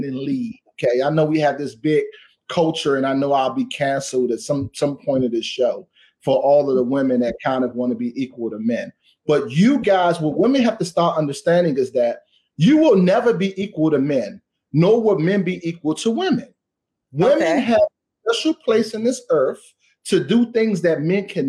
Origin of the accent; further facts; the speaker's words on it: Washington, District of Columbia, United States; I am from Washington, D.C. And where I'm from in Ward 8, I had to grow up fast